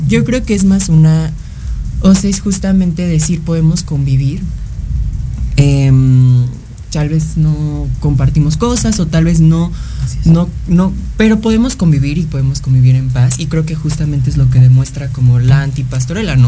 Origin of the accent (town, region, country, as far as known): Mexico